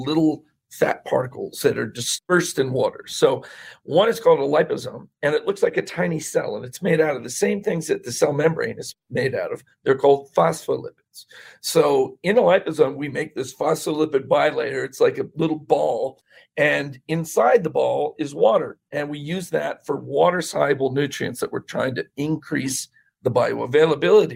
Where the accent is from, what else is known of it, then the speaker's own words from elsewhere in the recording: Bethlehem, Pennsylvania, United States; I was born in Bethlehem